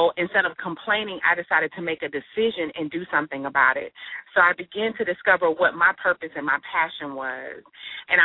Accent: Miami, Florida, United States; I am originally from Miami, Florida, and after graduating high school

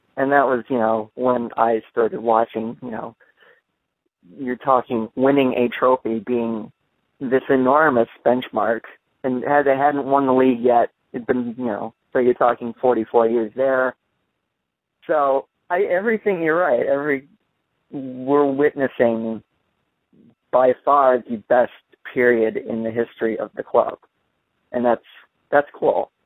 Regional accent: Detroit, Michigan, United States; I'm from Detroit, Michigan. I have I'm I have English heritage

